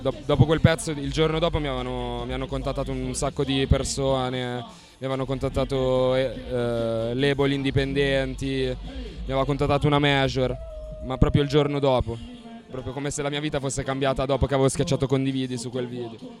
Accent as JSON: {"language": "Italian", "town": "Sesto San Giovanni", "region": "Lombardy", "country": "Italy", "tie": "born or raised there", "said": "il 7 dicembre del 1992 a Sesto San Giovanni, che è una zona in periferia di Milano"}